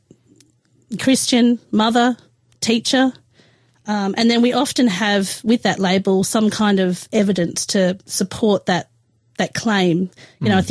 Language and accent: English; Adelaide, South Australia, Australia; moved away as an adult; I grew up in Adelaide. Until I was 18 years old